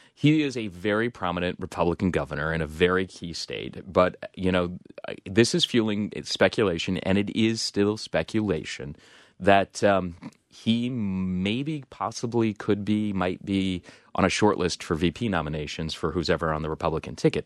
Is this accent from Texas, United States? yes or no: no; Salt Lake City, Utah, United States; moved away; my hometown, Salt Lake City